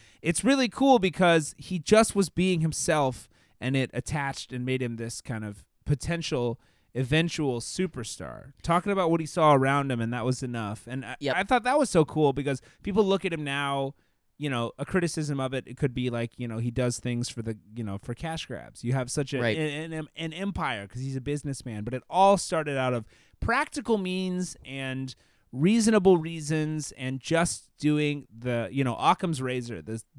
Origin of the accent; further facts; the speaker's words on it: Alabama, United States; I grew up on Mobile Bay, and I knew it would connect to white sandy beaches and palm trees, which don't exist around Mobile Bay.